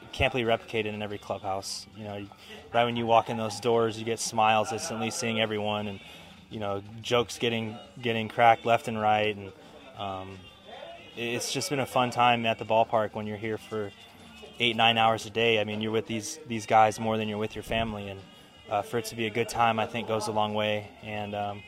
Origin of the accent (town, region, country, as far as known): Los Angeles, California, United States; born or raised there; moved away